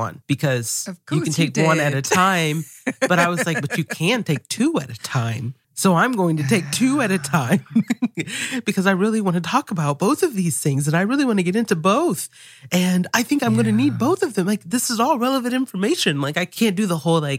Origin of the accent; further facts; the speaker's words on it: the South, United States; I grew up here in this particular part of the U.S. and I grew up in the South